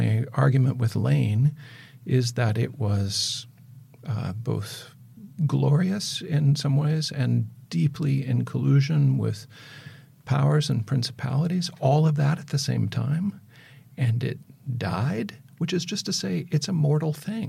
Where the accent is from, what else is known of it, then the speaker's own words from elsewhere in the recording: Mississippi watershed, Midwest, United States; I grew up in the Mississippi watershed